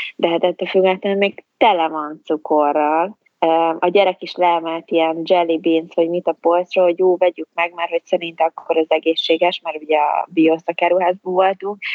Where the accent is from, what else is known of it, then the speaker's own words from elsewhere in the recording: Hungary; moved away as an adult; also born or lived in England; én magyarként Magyarországon itt ülök egy ablaknál